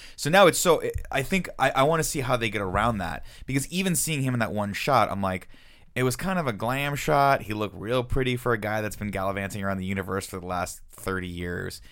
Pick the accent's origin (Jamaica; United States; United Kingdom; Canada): United States; being American